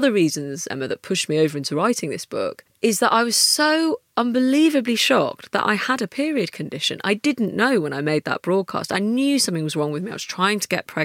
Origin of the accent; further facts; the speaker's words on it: United Kingdom; being British